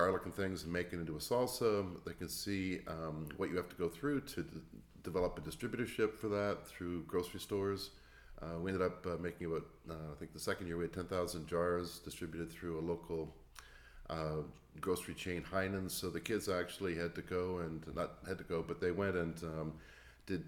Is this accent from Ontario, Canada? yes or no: yes; Toronto, Hamilton area, Ontario, Canada; moved away as an adult; also born or lived in Cleveland, United States; I'm from Toronto, Hamilton area